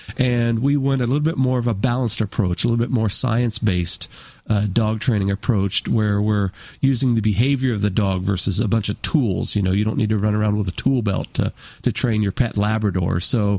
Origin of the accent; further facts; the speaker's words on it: Woodbridge, Virginia, United States; also born or lived in Denver, Colorado; I grew up mainly on the East Coast, graduated high school from Woodbridge, Virginia, just outside of D.C.